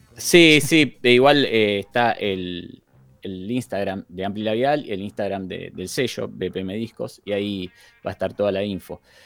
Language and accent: Spanish; Zárate / Campana, Buenos Aires Province, Argentina; somos mitad de Zárate, mitad de Campana